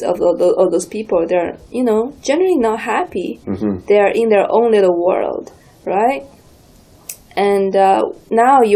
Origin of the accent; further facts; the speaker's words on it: Shanghai, China; now in Canada; I grew up in Shanghai, China, which is in a huge city.